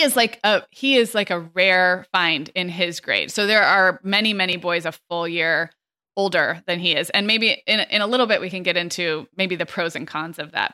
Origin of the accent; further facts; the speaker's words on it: California, United States; When I was growing up in California